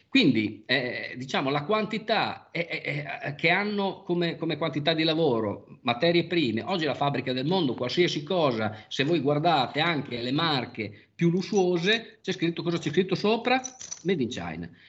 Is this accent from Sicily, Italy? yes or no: no; Bologna, Emilia-Romagna, Italy; sono nato e vissuto a Bologna, eh, per quasi sessanta anni